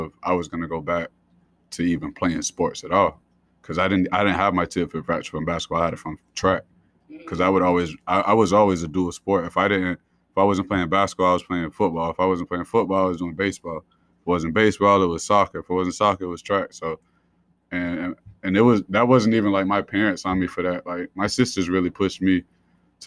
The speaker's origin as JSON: {"language": "English", "town": "Columbus", "region": "Georgia", "country": "United States", "tie": "born or raised there", "also_born_or_lived": "Providence, Rhode Island / North Carolina", "moved": "as an adult", "lives_now": "Rhode Island, United States", "said": "So I grew up in Columbus, Georgia, originally from Providence, Rhode Island. Spent really pretty much all my childhood, all my teenage years in Georgia"}